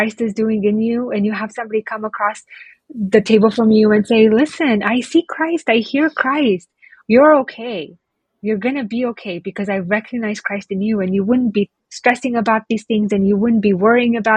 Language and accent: English; Oregon, United States; moved away as an adult; also born or lived in Romania; now in Bucharest, Romania; I grew up in Oregon